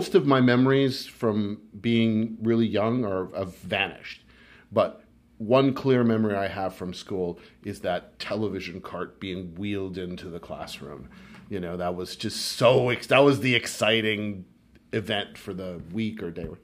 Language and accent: English; Quebec, Canada; accent: Québécois; I grew up in Quebec. So we had our Québécois accent